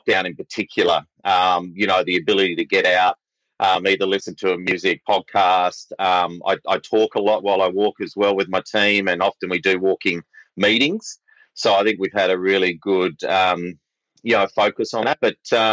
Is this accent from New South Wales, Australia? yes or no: yes; Sydney, New South Wales, Australia; moved away as an adult; now in Victoria, Australia; I'm originally from Sydney.